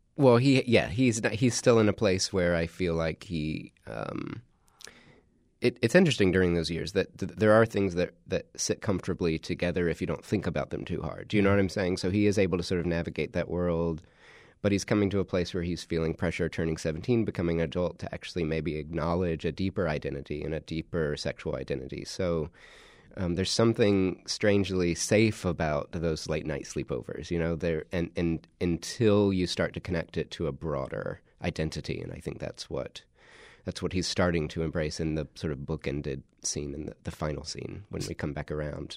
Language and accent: English; South Carolina, United States; My dad's a, a Southern Baptist minister in South Carolina, so I grew up in the Carolinas